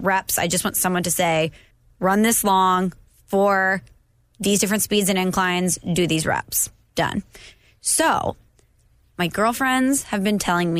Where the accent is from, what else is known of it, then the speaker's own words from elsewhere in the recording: St. Louis, Missouri, United States; as a kid growing up in St. Louis in the early 2000s